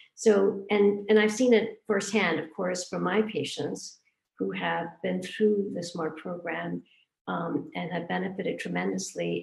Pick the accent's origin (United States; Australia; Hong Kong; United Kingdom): Hong Kong; moved away; also born or lived in India; I was born in India. I grew up in Hong Kong